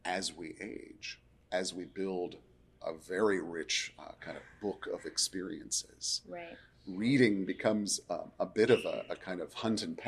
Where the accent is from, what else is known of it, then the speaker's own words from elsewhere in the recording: Pacific Northwest, United States; I grew up in the Pacific Northwest. The Oregon coast is my happy place.